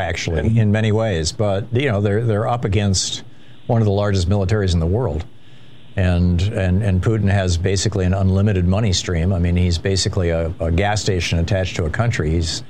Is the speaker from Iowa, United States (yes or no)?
no; Michigan, United States; I grew up in Michigan